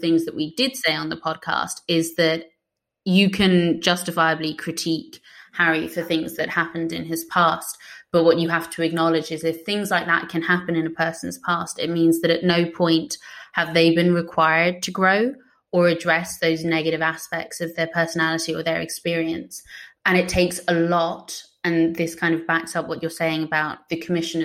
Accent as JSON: {"language": "English", "country": "Ireland", "said": "me being Irish"}